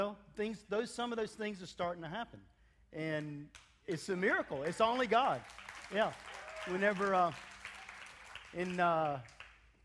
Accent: United States; moved away; also born or lived in Africa; I am African American

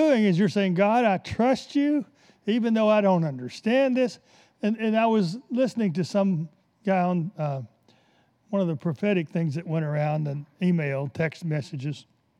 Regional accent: the South, United States; I came from the South, and the biggest church in the South is always the Baptist.

